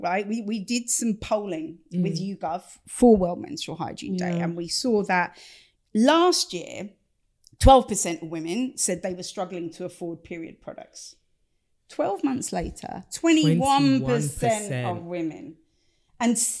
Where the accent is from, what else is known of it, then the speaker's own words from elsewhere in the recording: Stevenage, East of England, United Kingdom; accent: Stevenage; this is being done in a Stevenage accent. Much as I love my hometown, this should not be in a Stevenage accent